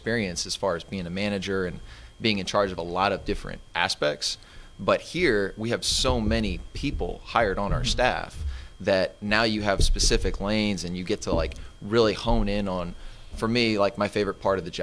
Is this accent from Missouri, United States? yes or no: no; Arlington, Texas, United States; also born or lived in Houston; now in Dallas, United States; I grew up in Arlington. It's right down the road